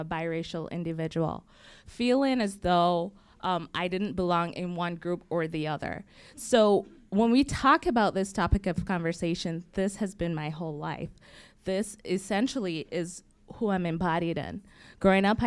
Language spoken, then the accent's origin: English; Barbados; moved away; I grew up in the Caribbean on the island of Barbados.